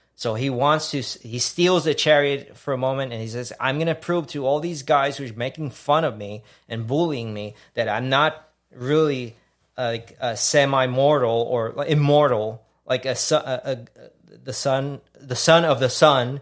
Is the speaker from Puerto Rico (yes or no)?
yes; Puerto Rico; now in Houston, United States; growing up in Puerto Rico